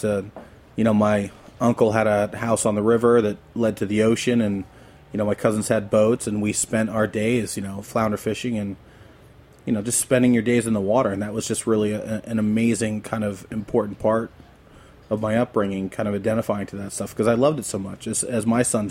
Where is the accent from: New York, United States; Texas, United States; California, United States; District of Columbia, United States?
New York, United States; Poughkeepsie; moved away; also born or lived in Illinois / Ohio / Maine / Boston, Massachusetts; I grew up in the Hudson Valley near Poughkeepsie